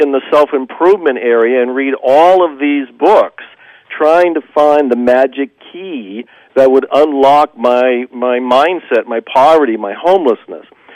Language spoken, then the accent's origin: English; Ohio, United States; moved away; also born or lived in Dallas; I wasn't born in Dallas. I was born in Ohio.